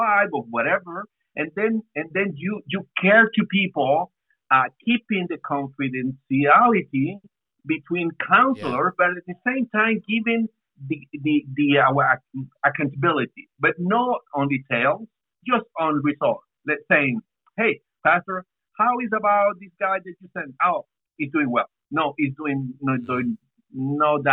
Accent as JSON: {"language": "English", "region": "San Salvador", "country": "El Salvador", "moved": "as an adult", "lives_now": "Brașov, Romania", "said": "from San Salvador in El Salvador, Central America. And we've been here for 19 years."}